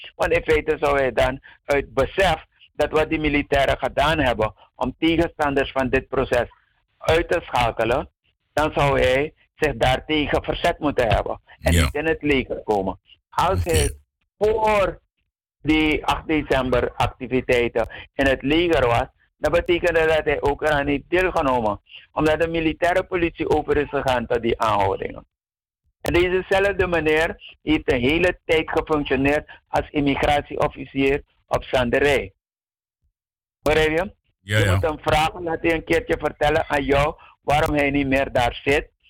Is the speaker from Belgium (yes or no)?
no; Suriname; wij Surinamers